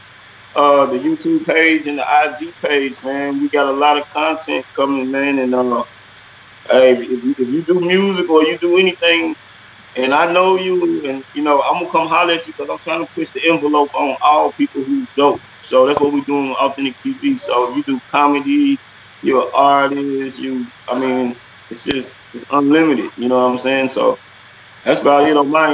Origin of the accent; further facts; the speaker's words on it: Nashville, Tennessee, United States; I'm from Haywood Lane, I'm from Antioch